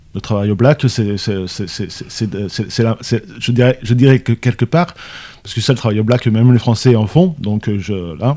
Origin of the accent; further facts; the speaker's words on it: France; nous Français